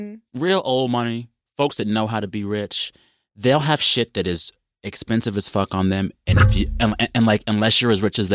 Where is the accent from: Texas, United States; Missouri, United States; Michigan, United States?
Texas, United States; San Antonio; born or raised there